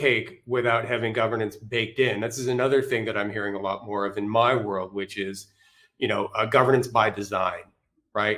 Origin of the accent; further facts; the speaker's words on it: Canada; I'm Canadian